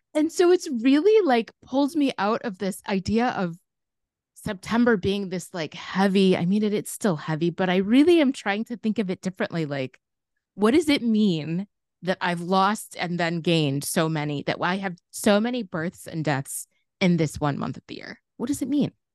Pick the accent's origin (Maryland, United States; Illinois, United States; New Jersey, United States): Illinois, United States; Chicago; growing up in Chicago